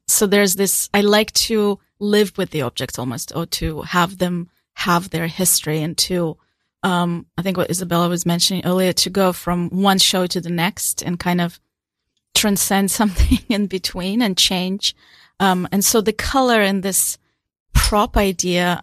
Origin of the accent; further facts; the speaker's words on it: Ukraine; also born or lived in Australia; now in New York City, United States; I was born a Soviet Union, so I actually completely, I come from a place doesn't, that doesn't exist